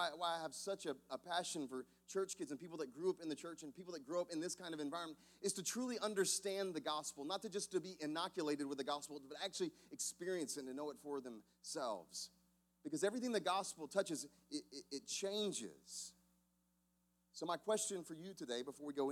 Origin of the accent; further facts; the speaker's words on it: South Carolina, United States; Growing up in South Carolina